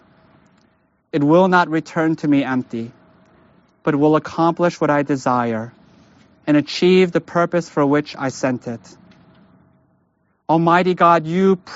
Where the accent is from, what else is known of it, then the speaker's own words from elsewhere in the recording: United States; as American Christians